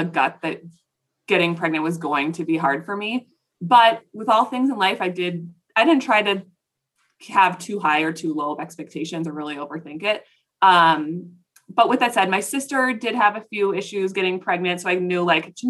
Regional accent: Plymouth, Minnesota, United States; I'm from Plymouth, Minnesota.

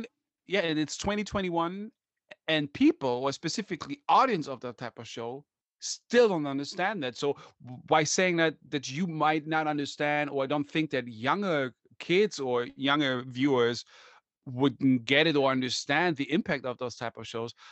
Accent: Germany; I'm from Germany

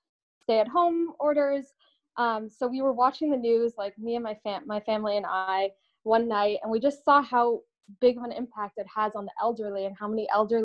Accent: Southern California beach cities, United States; now in Los Angeles, United States; I grew up all over Long Beach, Huntington Beach, Redondo Beach, Manhattan Beach, just a bunch of different beach cities

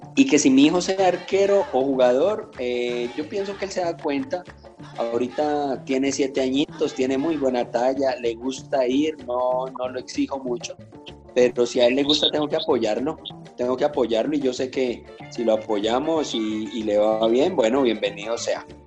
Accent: Popayán, Cauca, Colombia; moved away; yo de niño soy de Popayán, mi, ciudad más cercana era Cali

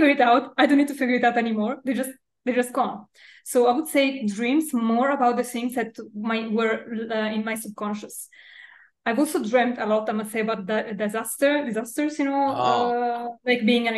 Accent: Milan, Lombardy, Italy; in Milan, in Italy. Milan, yeah. Okay. And I grew up here

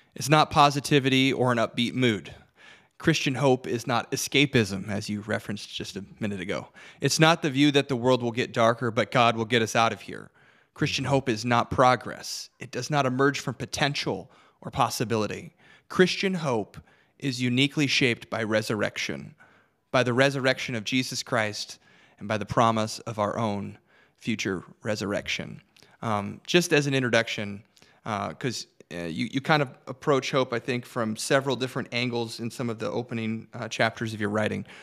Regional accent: Detroit, Michigan, United States; moved away; I'm originally from Detroit

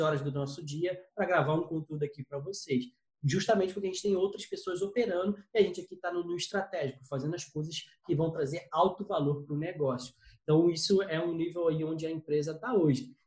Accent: São Gonçalo, Rio de Janeiro, Brazil; a gente veio de família humilde, vim de São Gonçalo aqui

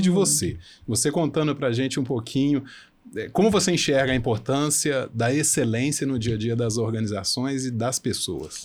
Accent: Brazil; nós, como brasileiros

